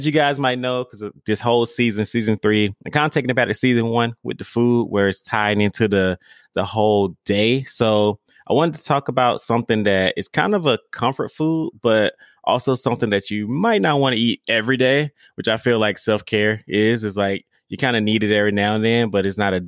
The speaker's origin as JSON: {"language": "English", "region": "the South", "country": "United States", "said": "I'm from the South"}